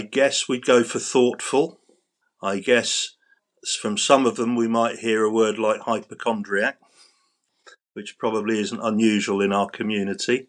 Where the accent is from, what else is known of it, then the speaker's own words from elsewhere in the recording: London, United Kingdom; I grew up in central London in a, a district called Battersea, which is by the River Thames